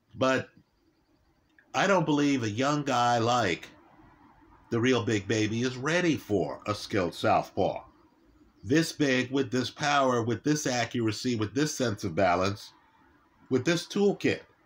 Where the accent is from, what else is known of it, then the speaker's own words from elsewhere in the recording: New York City, New York, United States; I was raised in New York City